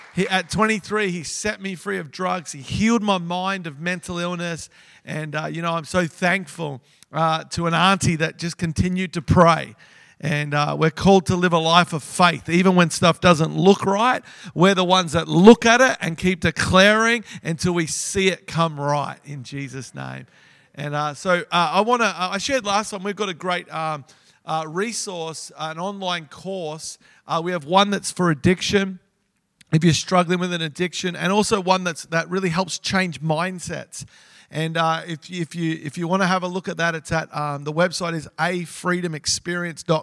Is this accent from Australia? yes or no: yes; Melbourne, Victoria, Australia; I grew up in Melbourne